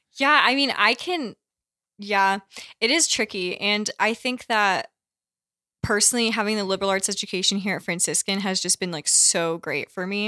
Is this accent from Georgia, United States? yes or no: no; Connecticut, United States; I grew up in Connecticut, which is not a very Catholic state